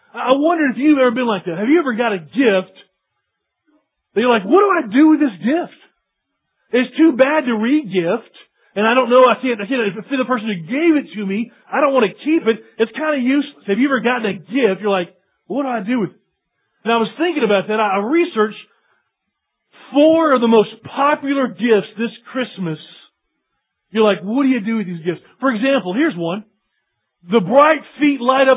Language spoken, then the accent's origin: English; East Tennessee, United States; I'm from East Tennessee.